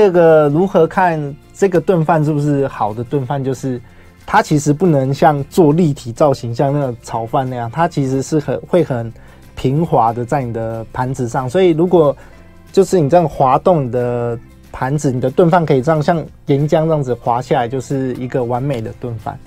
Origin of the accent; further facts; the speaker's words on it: Taoyuan, Taiwan; 我本身是桃园人，嗯。所以其实我们石门水库那边其实我们很常吃鱼